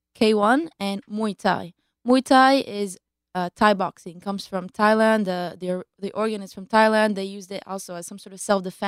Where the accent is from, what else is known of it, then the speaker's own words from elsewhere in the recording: Israel; also born or lived in Baltimore, United States; But okay. We made Aliyah when I was two.